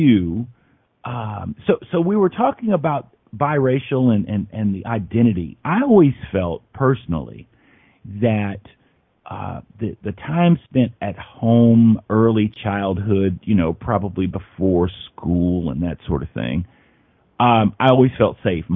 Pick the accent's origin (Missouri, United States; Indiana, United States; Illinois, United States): Indiana, United States; Indianapolis; I'm from Indianapolis